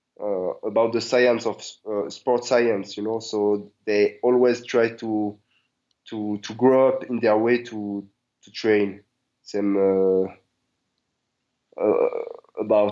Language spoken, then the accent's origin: English; Marseille, Provence-Alpes-Côte d'Azur, France; English is a second language; moved away as an adult; also born or lived in Netherlands; now in Thailand; I grew up in Marseille. It's from the south of France.